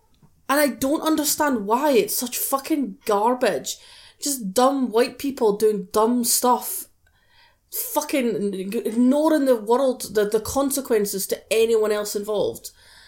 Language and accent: English; United Kingdom; I'm British